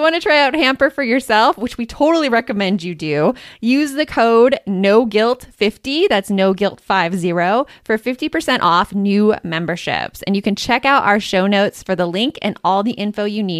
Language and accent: English; Arizona, United States; It's my hometown.